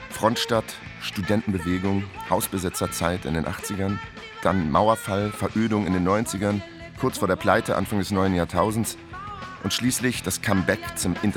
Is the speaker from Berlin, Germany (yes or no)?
yes; Berlin, Germany; Aufgewachsen ist er in Berlin-Zehlendorf, genau wie ich.